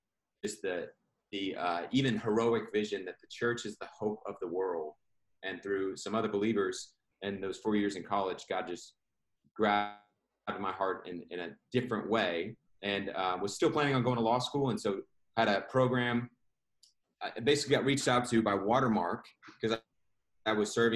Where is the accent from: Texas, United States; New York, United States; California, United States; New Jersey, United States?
Texas, United States; Houston; moved away as an adult; now in Dallas, United States; I grew up in Houston, Texas, and was raised primarily by a single mom